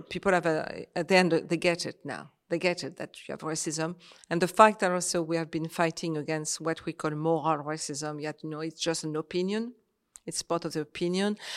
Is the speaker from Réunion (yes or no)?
yes; Réunion; moved away; also born or lived in Paris / Algeria / France; I was born in Paris, but I grew up in Réunion, I was one year old, so my, my life is Réunion